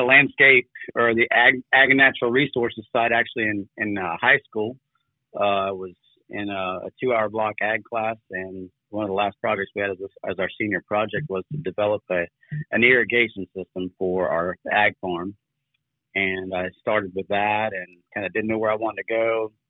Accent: Ocala, Florida, United States; also born or lived in Puerto Rico; I grew up in Ocala. Moved here when I was three from Puerto Rico

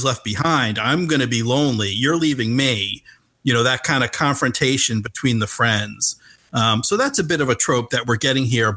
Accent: New Jersey, United States; growing up in Central Jersey. Like I'm like these people. I grew up. We talk like these characters

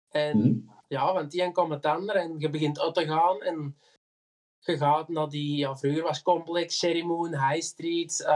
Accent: Herentals, Flanders, Belgium; Geboren en getogen in Hertals.

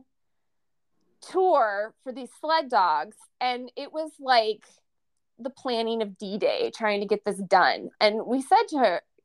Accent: Minnesota, United States; we're from Minnesota

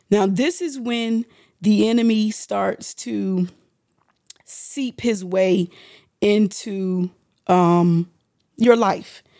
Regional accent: United States; we're from the District of Columbia, Maryland area

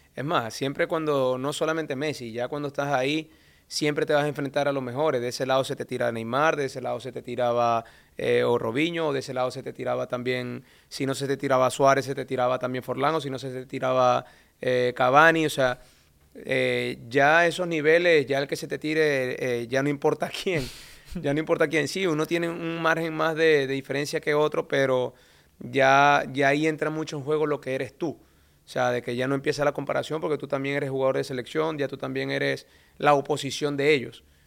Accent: Venezuela; moved away; nosotros como venezolanos

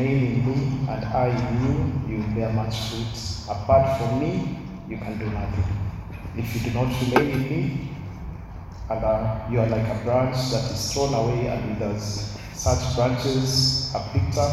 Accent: Mombasa, Mombasa County, Kenya; I was brought up in Mombasa, Ambapo town.

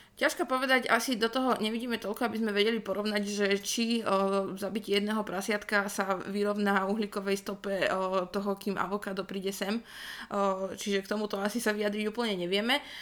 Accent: Rajecká Lesná, Žilina Region, Slovakia; pochádzam z Rajeckej lesnej

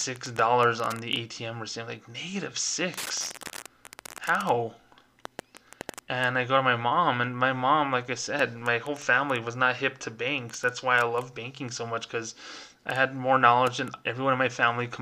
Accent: Las Cruces, New Mexico, United States; I was here in my hometown right now of Las Cruces, New Mexico.

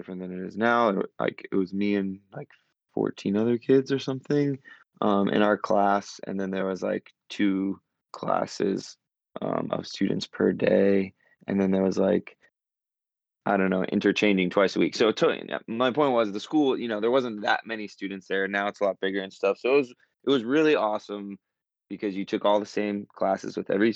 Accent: North Carolina, United States; moved away as an adult; I grew up in North Carolina

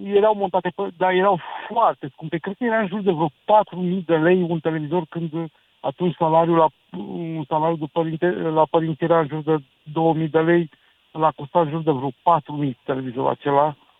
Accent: Cluj-Napoca, Cluj County, Romania; eu sunt din Cluj

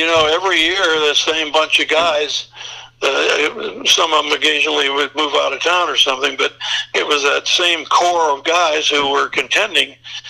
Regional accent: Fort Loramie, Ohio, United States; now in Dayton, United States; I grew up in Fort Laramie, and which is 50 miles north.

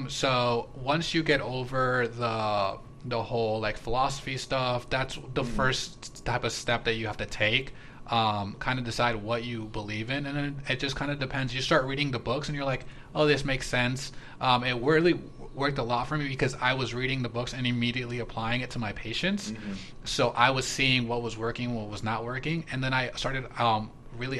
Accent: Palm Beach, Florida, United States; I grew up in Palm Beach.

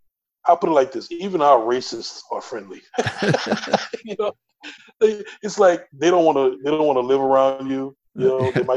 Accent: the Deep South, United States; I'm from the South, deep South

